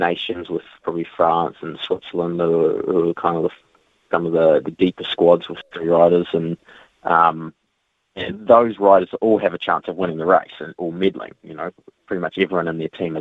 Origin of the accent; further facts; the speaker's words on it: New Zealand; a Kiwi rider